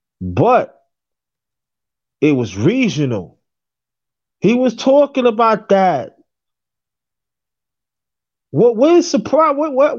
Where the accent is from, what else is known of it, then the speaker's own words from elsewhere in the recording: New York, United States; moved away as an adult; now in Virginia, United States; I was born and raised in New York for the first 46 years of my life before I moved to Virginia.